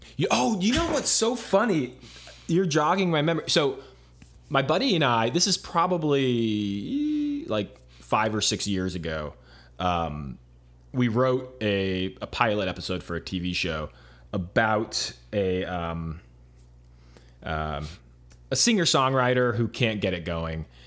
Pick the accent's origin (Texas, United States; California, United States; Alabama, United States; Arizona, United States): Arizona, United States; moved away as an adult; also born or lived in Los Angeles, United States; I grew up in Arizona